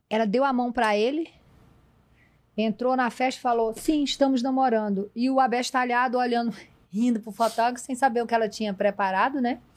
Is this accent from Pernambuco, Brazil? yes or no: no; sertão of Piauí, Brazil; moved away as an adult; Sou nordestina, sertaneja, vídeo sertão do Piauí